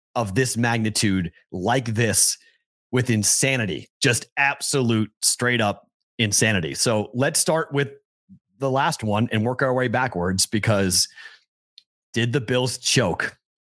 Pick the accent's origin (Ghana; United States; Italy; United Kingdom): United States; Boston, Massachusetts; I'm the Bostonian